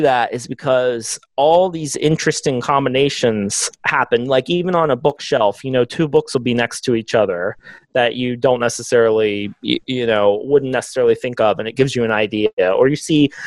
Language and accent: English; Texas, United States; I'm a Texan